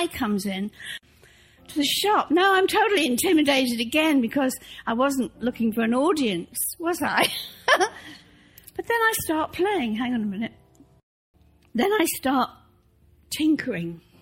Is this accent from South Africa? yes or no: no; England, United Kingdom; moved away; I grew up in the Church of England